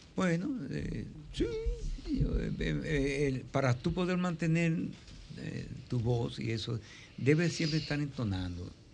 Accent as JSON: {"language": "Spanish", "country": "Dominican Republic", "said": "Yo soy el primer dominicano que sale a cantar un festival internacional"}